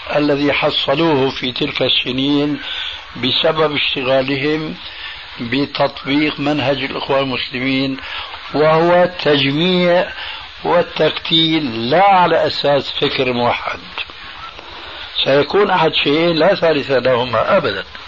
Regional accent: Damascus, Damascus Governorate, Syria; وأنا سوري دمشقي

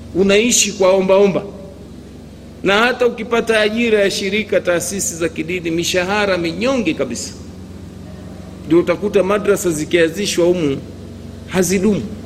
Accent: Bonde, Tanga Region, Tanzania; kule kwetu Bonde

